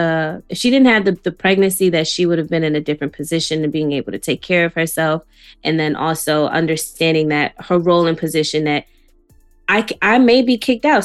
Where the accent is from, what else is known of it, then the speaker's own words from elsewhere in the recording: Jamaica; as a Jamaican who works three jobs